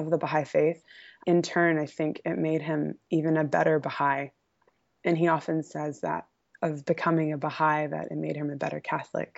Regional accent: Brisbane, Queensland, Australia; first language Hebrew; English is a second language; also born or lived in Blacktown, Sydney, Australia / Haifa, Israel; move to a suburban part of Brisbane, Australia

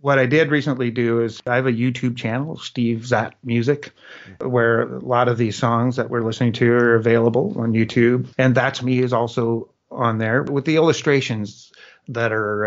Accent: Prince Edward Island, Canada; moved away; where we grew up in Prince Edward Island

